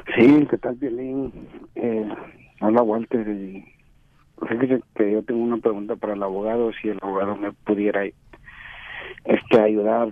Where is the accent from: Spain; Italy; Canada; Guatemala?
Guatemala; moved away; soy de Guatemala